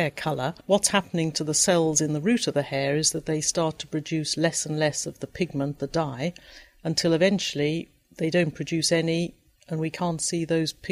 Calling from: Guelph, Ontario, Canada; from Guelph, Ontario, Canada.

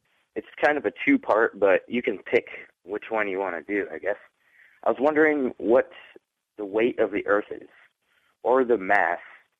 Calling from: Flushing, Michigan, United States; I'm calling you from Flushing, Michigan.

